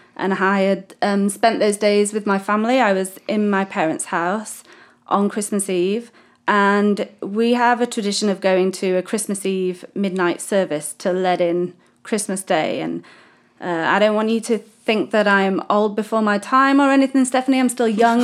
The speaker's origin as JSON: {"language": "English", "country": "United Kingdom", "moved": "as an adult", "lives_now": "Mozambique", "said": "I am British, first start, as you can tell by my wonderful accent"}